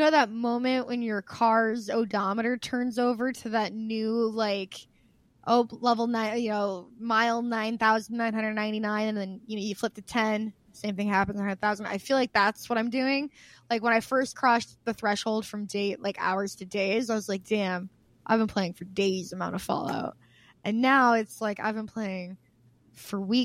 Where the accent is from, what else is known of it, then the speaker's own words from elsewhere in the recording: Midwest, United States; It sounds like I'm from the Midwest